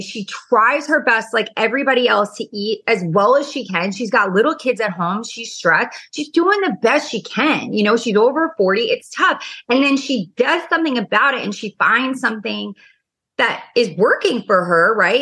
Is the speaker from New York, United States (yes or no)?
yes; New York, United States; now in Orange County, United States; I'm obviously from New York and, you know, Orange County.